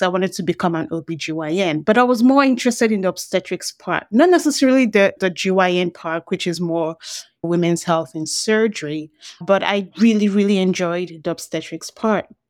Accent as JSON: {"language": "English", "country": "Nigeria", "tie": "born or raised there", "moved": "yes", "said": "when I grew up in Nigeria"}